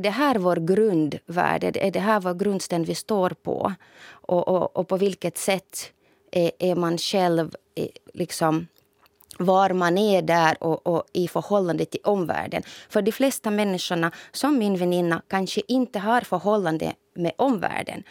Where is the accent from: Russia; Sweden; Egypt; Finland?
Russia; Novosibirsk, Novosibirsk Oblast; moved away; i min hemstad säkert i Novosibirsk